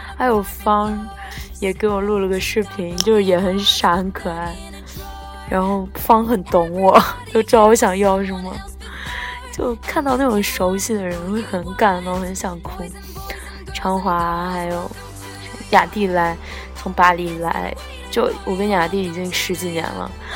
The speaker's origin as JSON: {"language": "Chinese", "country": "China", "moved": "yes", "said": "我们中国人"}